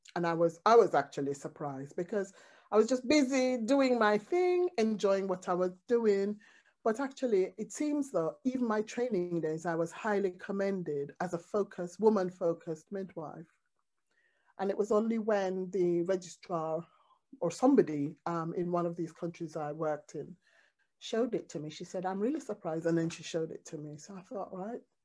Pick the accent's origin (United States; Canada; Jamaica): Jamaica; as a Jamaican, reggae music, drumming, Rastafarian music, all those things